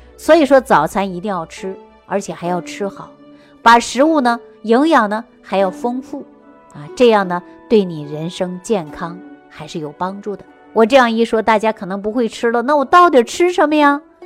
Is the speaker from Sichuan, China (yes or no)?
yes; Sichuan, China; 我们四川人喜欢吃泡菜